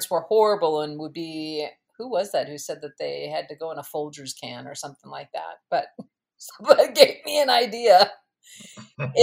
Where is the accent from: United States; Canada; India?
United States; Minnesota; moved away as an adult; also born or lived in Louisville, Kentucky; I was born and raised in Minnesota. I moved when I was almost 21 to Louisville, Kentucky